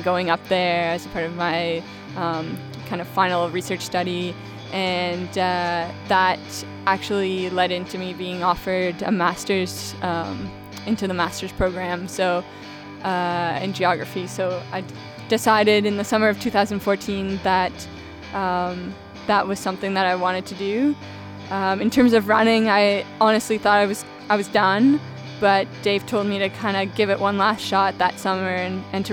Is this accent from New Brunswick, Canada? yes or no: yes; Moncton, New Brunswick, Canada; moved away as an adult; now in Guelph, Canada; I'm from Moncton, New Brunswick originally.